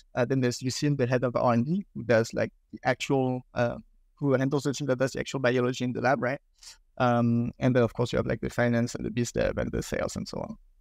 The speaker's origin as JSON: {"language": "English", "country": "France", "accent": "French", "second_language": "English", "said": "I'm British with my French accent"}